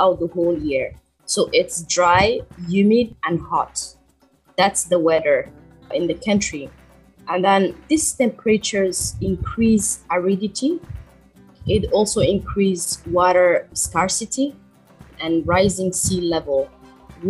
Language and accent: English; Djibouti; also born or lived in Malaysia; I hail from East Africa, Djibouti